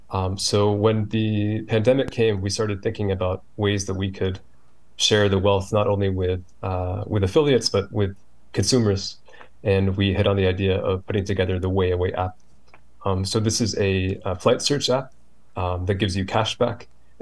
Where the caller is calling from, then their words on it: Virginia, United States; I'm in Northern Virginia, outside D.C.